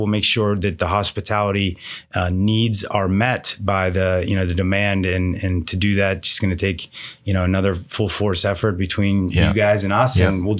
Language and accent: English; Pittsburgh, Pennsylvania, United States; moved away as an adult; also born or lived in Miami; now in Phoenix, United States; Well, I'm born and raised in Pittsburgh.